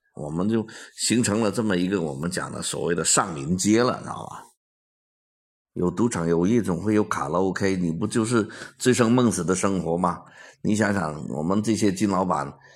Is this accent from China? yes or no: yes; China; 我们中国人